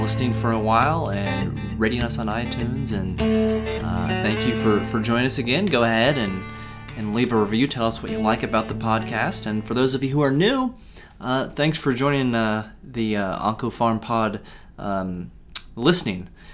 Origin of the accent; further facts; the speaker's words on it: United States; as an American